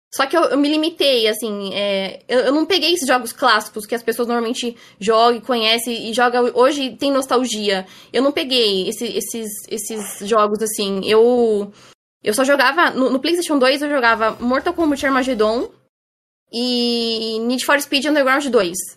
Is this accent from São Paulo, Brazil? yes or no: yes; Osasco, São Paulo, Brazil; Eu moro em Osasco, São Paulo. É, morei aqui minha vida inteira